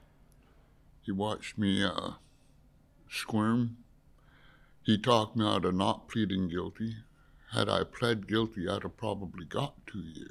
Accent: Haida Gwaii, British Columbia, Canada; I'm a Haida Gwaii native

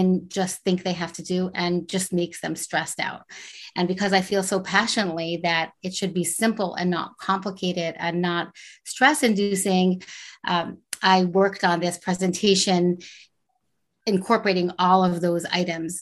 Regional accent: Montreal, Quebec, Canada; now in Silver Spring, United States; I grew up in Montreal, Canada. I live in Silver Spring, Maryland.

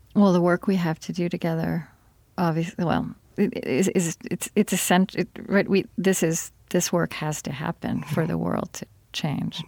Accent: Oklahoma, United States; I grew up in Oklahoma

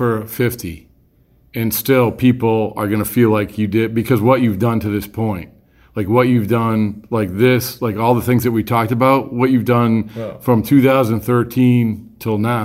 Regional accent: Boston, Massachusetts, United States; growing up here

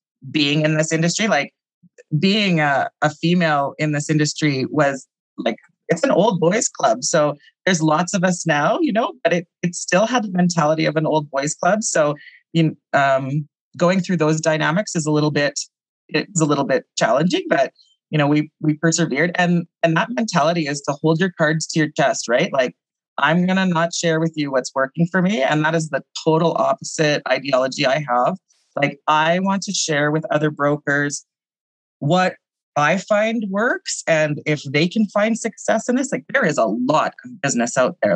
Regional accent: Saskatchewan, Canada; moved away as an adult; now in Calgary, Canada; I'm from Saskatchewan originally

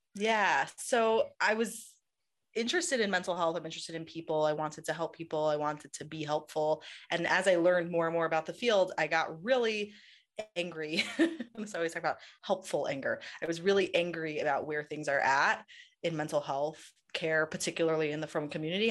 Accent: New York City, New York, United States; now in Israel; I grew up in Queens, in New York

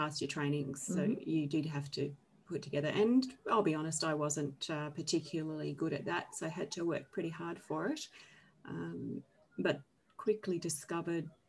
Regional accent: Hobart, Tasmania, Australia; I am a Tassie girl. I'm 50 years old, not 15.

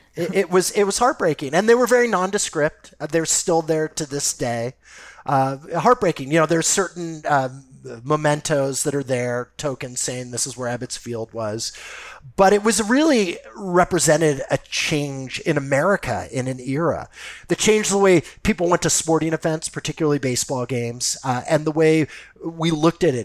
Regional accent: Los Angeles, California, United States; I grew up in Los Angeles

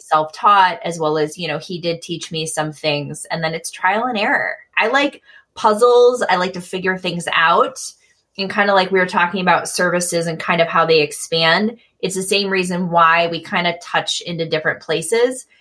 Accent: Michigan, United States; moved away as an adult; also born or lived in Midwest; now in Eugene, United States; I'm from Michigan initially and lived a lot of my life in the Midwest and then mm-hmm. moved to the West Coast

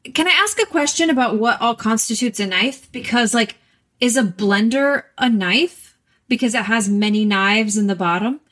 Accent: Texas, United States; moved away; also born or lived in New York; I'm from Texas, and we are trashy like I'm talking paper plates and plastic forks and knives every meal

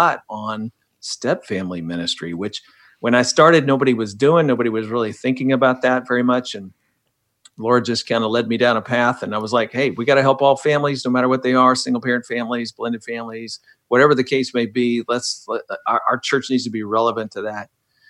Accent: Midwest, United States; Man, I grew up in the Midwest to a missionary family, domestic missionary family, and then a foreign missionary family.

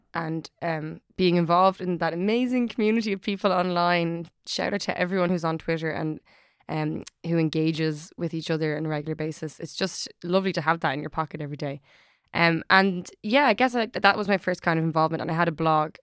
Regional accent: Dublin, Leinster, Ireland; I'm from Ireland, I'm from Dublin

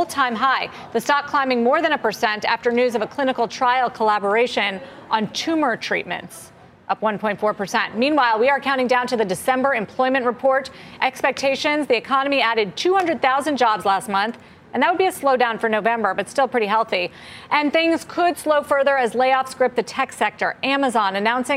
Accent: Ohio, United States; I'm from Ohio

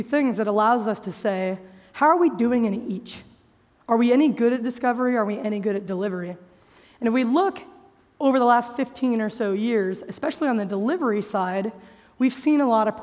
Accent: United States; As you can tell, probably from how I speak English, I'm an American

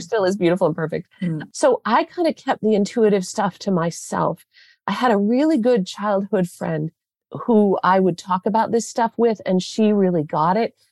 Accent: southwestern Michigan, United States; I grew up in southwestern Michigan

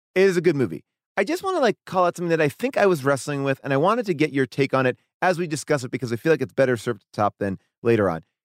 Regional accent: New York, United States; I grew up in New York

